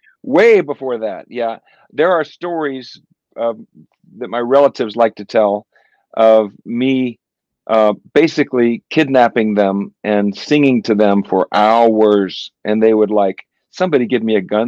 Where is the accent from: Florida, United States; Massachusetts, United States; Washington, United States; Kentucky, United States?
Florida, United States; Orlando; I was born in Orlando before it was anything.